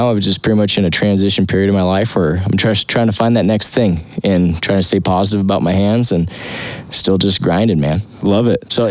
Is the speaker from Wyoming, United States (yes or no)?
yes; Wyoming, United States; I'm from Wyoming